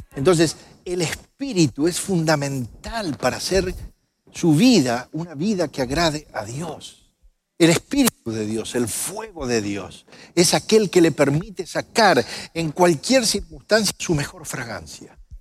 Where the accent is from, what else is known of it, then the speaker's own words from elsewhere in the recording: Argentina; moved away as an adult; also born or lived in Mexico; now in United States; soy argentino